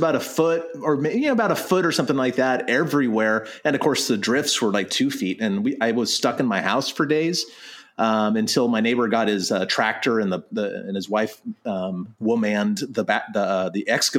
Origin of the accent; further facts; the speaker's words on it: Southern California, United States; now in Oregon, United States; I'm from Southern California.